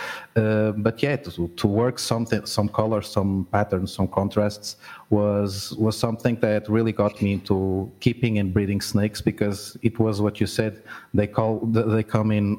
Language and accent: English; Portugal; I'm from Portugal